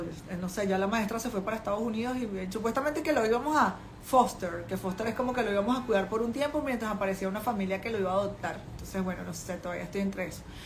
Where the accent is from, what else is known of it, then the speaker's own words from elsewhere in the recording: Venezuela; moved away as an adult; now in China; una latina venezolana en, en China, con una niña pequeña, yo llegué aquí con mi hija